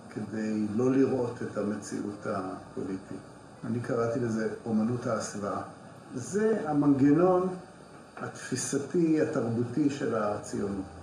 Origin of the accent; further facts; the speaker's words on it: Jerusalem, Jerusalem District, Israel; אני גדלתי בירושלים והכרתי היטב את הנוף הזה